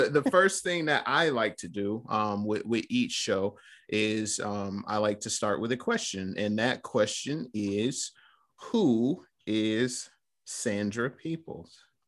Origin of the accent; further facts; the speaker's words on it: Flint, Michigan, United States; you mentioned Flint. That's, that's where we're both born and raised